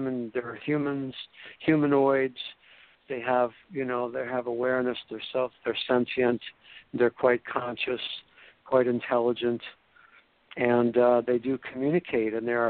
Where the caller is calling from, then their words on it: Florida, United States; I am indeed calling from Florida, just post Hurricane Matthew